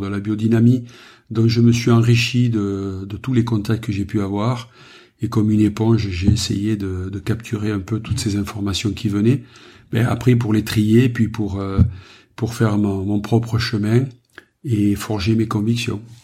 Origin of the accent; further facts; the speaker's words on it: Saint-André-de-Roquelongue, Occitania, France; also born or lived in Narbonne; né à Narbonne, j'ai vécu dans les Corbières les 30 premières années de ma vie dans un village qui s'appelle Saint-André de Roquelongue